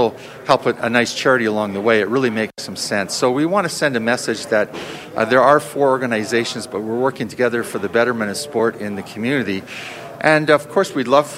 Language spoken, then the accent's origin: English; Edmonton, Alberta, Canada; I was born in Edmonton. I was born in Inglewood a long time ago. And when I was young, anything that had Edmonton on it was my team.